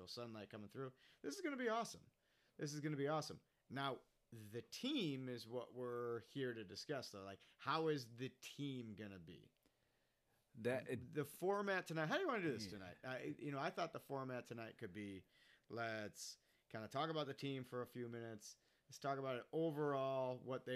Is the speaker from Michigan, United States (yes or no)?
no; Syracuse, New York, United States; We are from Syracuse